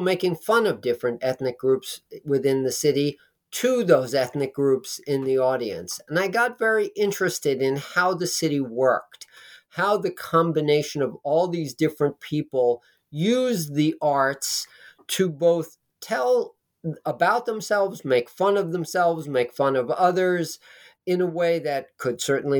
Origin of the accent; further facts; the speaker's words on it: Manhattan, New York, United States; I was staying at my parents' home again. I grew up in Manhattan. They lived in Manhattan, but they had moved to Nyack